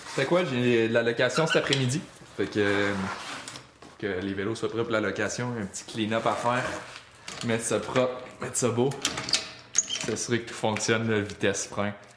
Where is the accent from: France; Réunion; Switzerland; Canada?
Canada; Sainte-Anne-des-Monts, Quebec; je suis originaire de Saint-Anne-des-Monts